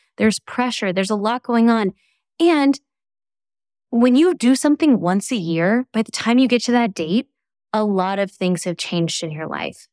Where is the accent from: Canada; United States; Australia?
United States; Midwest; moved away as an adult; now in Los Angeles, United States; I'm from the Midwest